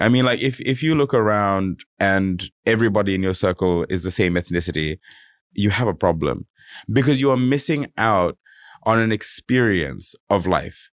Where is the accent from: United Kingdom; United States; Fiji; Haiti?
Fiji; now in Sydney, Australia; I come from Fiji. I, I you know I grew up there